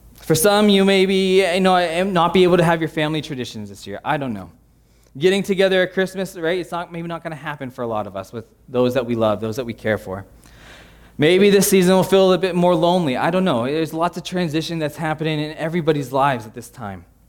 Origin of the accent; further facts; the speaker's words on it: United States; an American